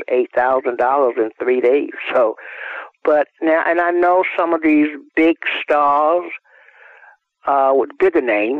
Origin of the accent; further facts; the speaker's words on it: Georgia, United States; moved away as an adult; now in California, United States; I was from Georgia